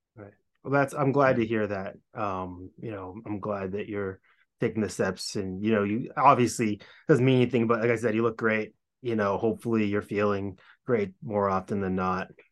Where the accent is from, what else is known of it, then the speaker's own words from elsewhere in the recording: Hopkinton, Massachusetts, United States; we're both from Hopkinton, and I think you were there early on, as was I. Kind of, I think I moved to town in like preschool